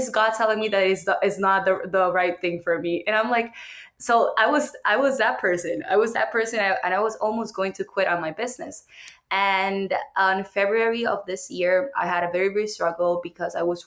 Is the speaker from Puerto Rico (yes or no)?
yes; Puerto Rico; English is a second language; moved away as an adult; now in United States; I am from Puerto Rico